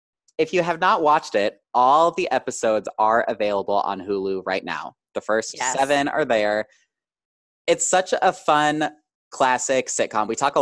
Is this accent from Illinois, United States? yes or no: yes; Illinois, United States; moved away; I grew up in Illinois. Everything was always Central time.